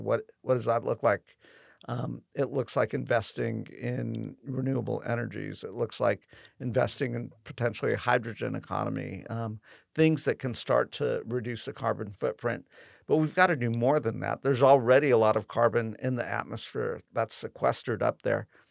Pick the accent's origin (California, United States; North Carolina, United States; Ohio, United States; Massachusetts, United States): California, United States; Southern; now in Sacramento, United States; I grew up in Southern California